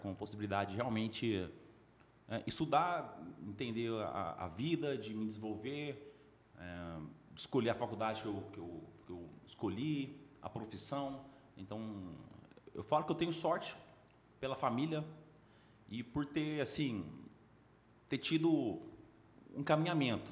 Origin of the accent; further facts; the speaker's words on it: Goiânia, Goiás, Brazil; also born or lived in Brasília / Belém; Cresci em Goiânia. Teve um período de três anos que nós moramos em Belém